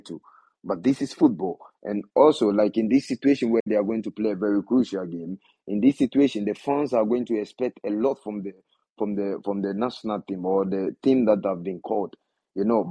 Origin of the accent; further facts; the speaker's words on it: Ghana; I belongs to Ghana and I'm coming from Ghana